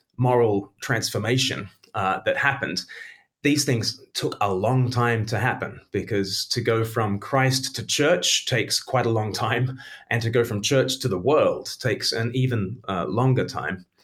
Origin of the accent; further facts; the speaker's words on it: Australia; now in United Kingdom; I grew up in Australia